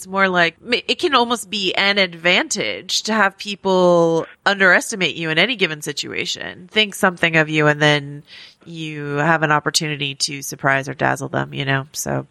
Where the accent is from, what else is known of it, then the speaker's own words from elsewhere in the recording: California, United States; I grew up in the Bay Area. I am afflicted, as is much of my generation and people from California, with saying like and you know a lot.